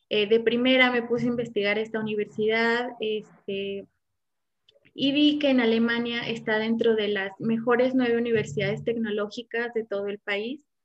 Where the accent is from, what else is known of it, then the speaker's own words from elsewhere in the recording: Morelia, Michoacán, Mexico; now in Querétaro, Mexico; ich komme aus Morelia, aber ich wohne in Querétaro